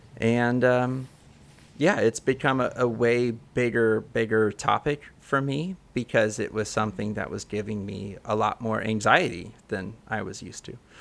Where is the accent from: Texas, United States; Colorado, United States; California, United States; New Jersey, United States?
California, United States; Central Coast of; now in Oakland, United States; I'm from the Central Coast of California